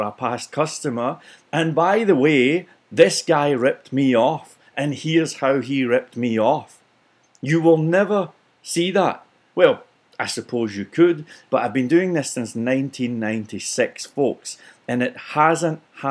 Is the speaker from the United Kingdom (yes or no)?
yes; Scotland, United Kingdom; for being Scottish